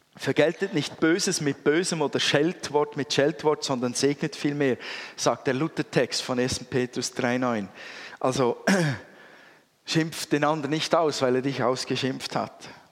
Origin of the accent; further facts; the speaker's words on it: Switzerland; als Schweizer